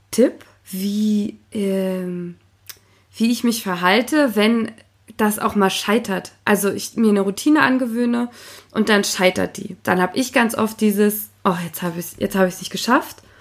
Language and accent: German; Potsdam, Brandenburg, Germany; ich komme ja aus Potsdam und mein Vater